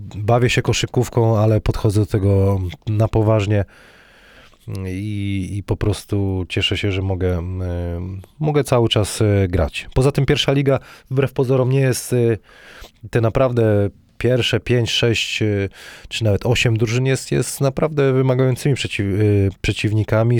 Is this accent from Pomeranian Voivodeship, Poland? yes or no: no; Wrocław, Lower Silesian Voivodeship, Poland